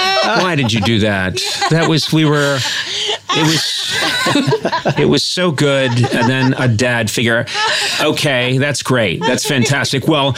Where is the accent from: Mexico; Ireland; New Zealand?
Ireland; I'm an Irish guy who can't do an Irish accent.